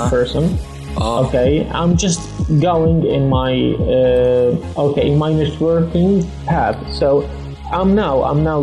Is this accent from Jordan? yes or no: yes; Jordan; I'm from Jordan. Okay, I'm 24 years old.